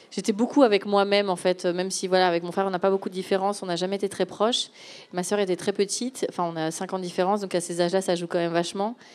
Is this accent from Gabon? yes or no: yes; Gabon; moved away; non, en fait, j'ai grandi en Afrique. Euh, je suis fille d'expatriés. Donc, à 7-8 ans, euh, de mémoire, j'étais hum, au Gabon.